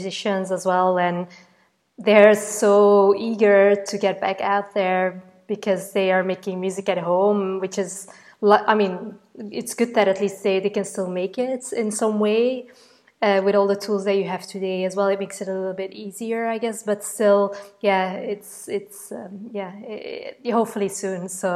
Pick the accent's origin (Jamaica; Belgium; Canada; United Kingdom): Belgium; English is a second language; moved away; being Belgian myself